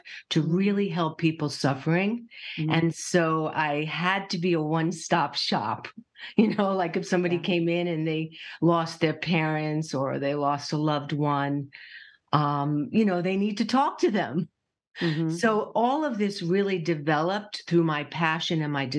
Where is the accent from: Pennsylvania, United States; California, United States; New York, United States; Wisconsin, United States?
New York, United States; I'm a New Yorker